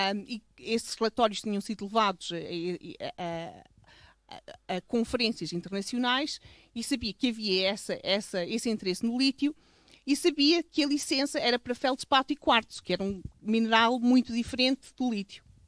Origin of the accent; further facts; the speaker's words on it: Covas do Barroso, Norte, Portugal; eu cresci aqui